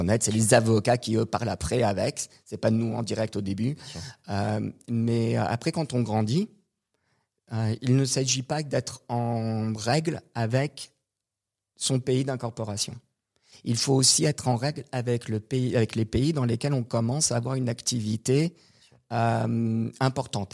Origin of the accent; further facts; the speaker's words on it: Canada; moved away; also born or lived in Montreal / Quebec / United States; je suis canadien